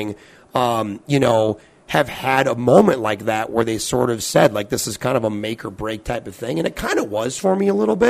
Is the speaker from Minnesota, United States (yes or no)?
yes; Bloomington, Minnesota, United States; I grew up in Bloomington, so like a pretty big city. I mean, third or fourth biggest city in the state of Minnesota